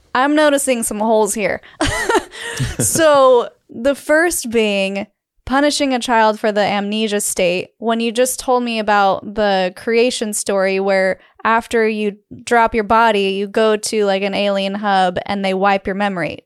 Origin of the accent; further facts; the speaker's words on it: Utah, United States; growing up in Utah